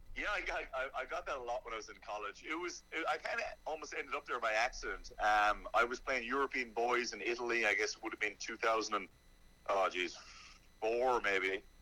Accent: Ireland; moved away as an adult; now in Charlotte, United States; I grew up in Ireland

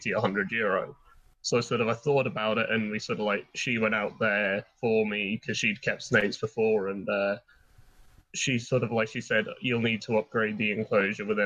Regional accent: England, United Kingdom; now in Ireland; as a kid growing up in England

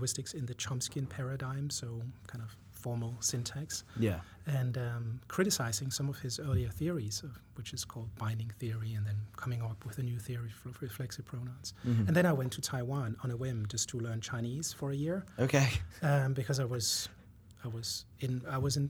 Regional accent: Denmark; moved away as an adult; also born or lived in France; now in United States; I was born in Denmark and went to college there for 2 years. Then I lived in France for 3 years

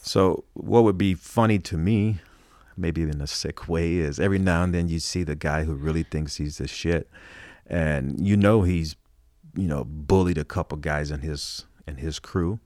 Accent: Los Angeles, California, United States; I grew up in Hollywood.

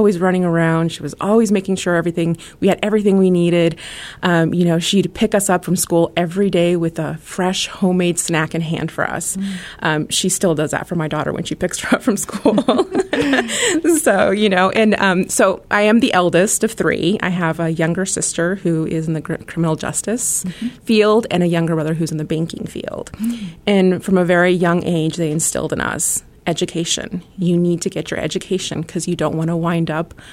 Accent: Colorado, United States; I was born and raised in Colorado

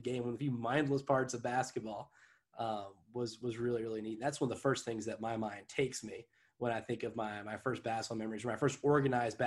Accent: Jamestown, United States; growing up in Jamestown

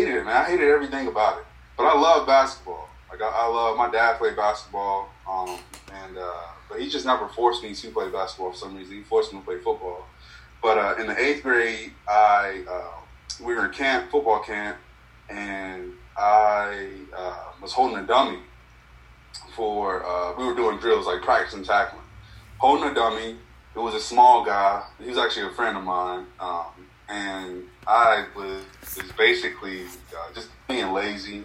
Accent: Greensboro, North Carolina, United States; also born or lived in Robersonville, North Carolina; I'm from Robertsonville, North Carolina, born and raised

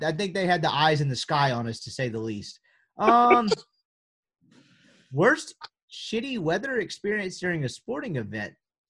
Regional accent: Mississippi, United States; growing up in Mississippi, to where there's not any good ones, right?

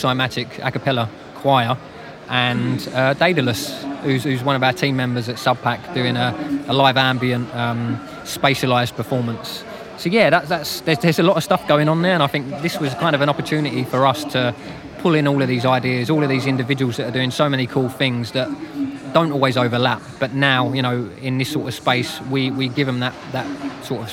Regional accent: London, United Kingdom; being a Londoner myself

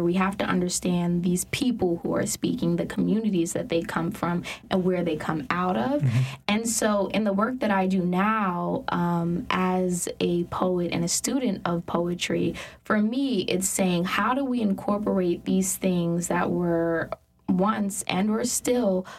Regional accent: New York, United States; So I grew up in New York

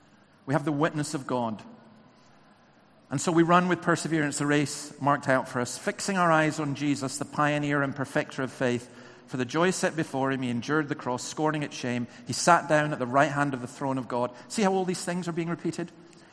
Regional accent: England, United Kingdom; born there; I love coming down to England. I was born in England, but please don't tell anyone. Back up in Scotland.

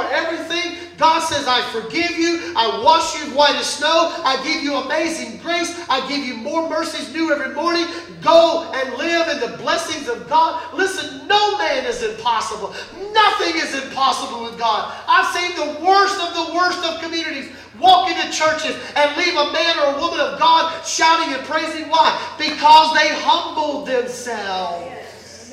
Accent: United States; I'm an American.

